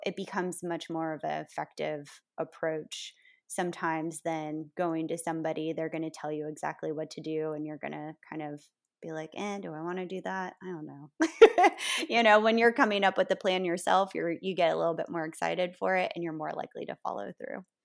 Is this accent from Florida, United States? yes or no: yes; Florida, United States; now in New Orleans, United States; I grew up in a small town in Florida